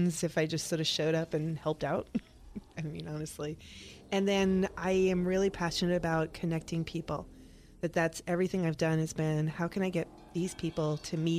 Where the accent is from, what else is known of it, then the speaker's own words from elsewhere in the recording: New York, United States; now in Tampa, United States; I'm a mutt from New York